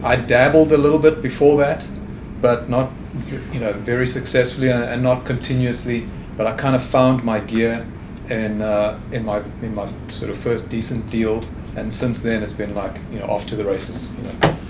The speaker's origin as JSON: {"language": "English", "country": "South Africa", "also_born_or_lived": "England", "moved": "as an adult", "lives_now": "Houston, United States", "said": "I'm a South African"}